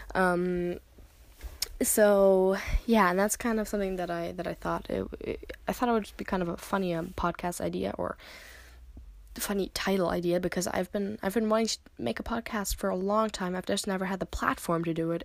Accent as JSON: {"language": "English", "country": "United States", "moved": "yes", "lives_now": "Germany", "said": "I live in Germany. I am American"}